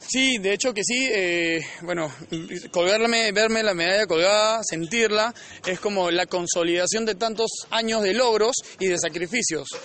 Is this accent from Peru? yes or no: yes; Peru; todos los peruanos